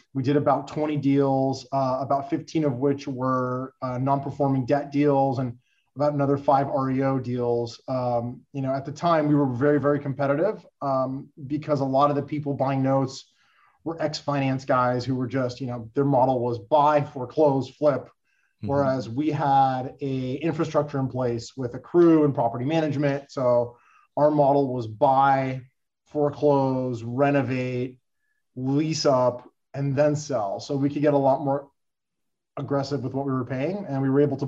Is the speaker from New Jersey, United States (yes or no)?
no; Los Angeles, California, United States; I was born and raised in Los Angeles, California, went to high school, college, did everything